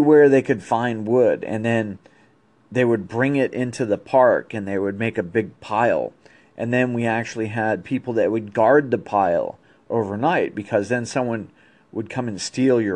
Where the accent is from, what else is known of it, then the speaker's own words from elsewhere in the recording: East Coast, United States; when I grew up on the East Coast